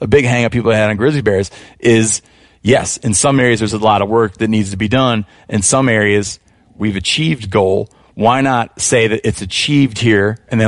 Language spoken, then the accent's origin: English; Michigan, United States; They're not doing fantastic in the southern portion of my home state of Michigan, which is absent of them.